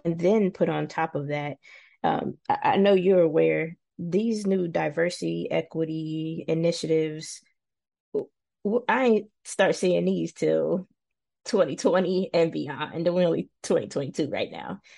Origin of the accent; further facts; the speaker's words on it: Cincinnati, Ohio, United States; moved away as an adult; born and raised in Cincinnati